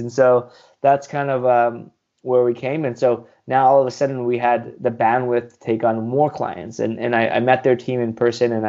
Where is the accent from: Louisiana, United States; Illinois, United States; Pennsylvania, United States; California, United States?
California, United States; Southern; also born or lived in India; I grew up in Southern California, born in India. I came here as a baby